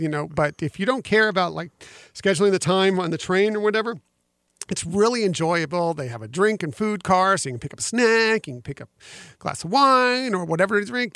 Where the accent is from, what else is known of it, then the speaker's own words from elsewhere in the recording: West Coast, United States; moved away; I came from the West Coast, so I grew up going to Disneyland